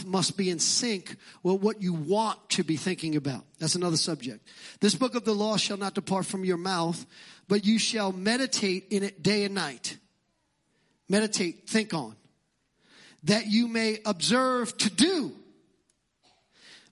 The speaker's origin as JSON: {"language": "English", "town": "New York City", "region": "New York", "country": "United States", "accent": "Brooklyn", "said": "my Brooklyn accent"}